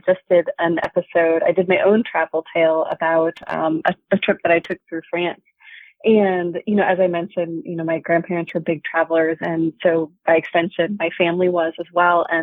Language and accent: English; Seattle, Washington, United States; I grew up in Seattle, Washington